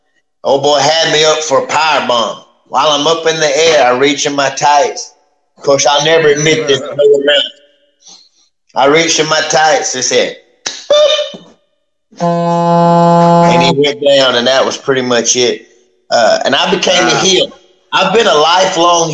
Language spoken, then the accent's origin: English; Oakdale, Louisiana, United States; I love Oakdale, and I'm not saying that because my dad's the mayor, but I love where I come from